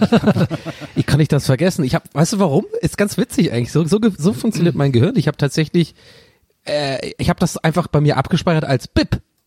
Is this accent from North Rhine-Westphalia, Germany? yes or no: no; Tübingen, Baden-Württemberg, Germany; moved away; Bei uns in Tübingen